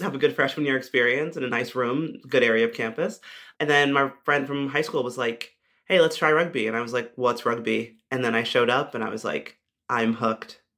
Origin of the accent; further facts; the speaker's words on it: United States; as an American rugby player